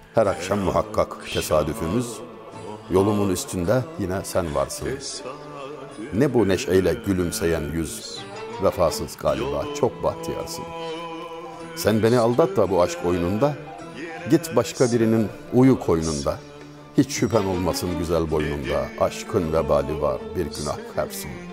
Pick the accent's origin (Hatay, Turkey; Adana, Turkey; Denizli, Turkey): Denizli, Turkey; Memleketim olan Denizli'de